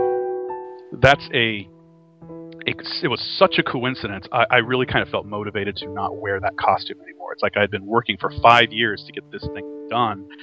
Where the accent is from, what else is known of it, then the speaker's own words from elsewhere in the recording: Texas, United States; I'm from Texas